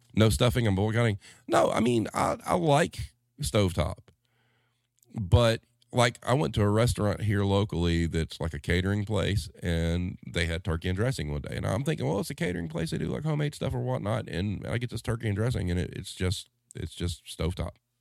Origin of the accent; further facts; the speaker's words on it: the South, United States; as a Southerner